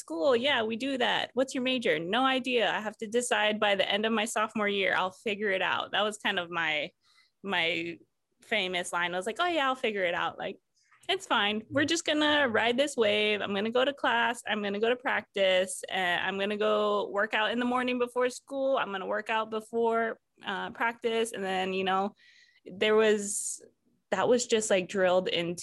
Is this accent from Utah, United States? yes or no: no; Hawaii, United States; being born and raised in Hawaii, I just grew up being proud to be Hawaiian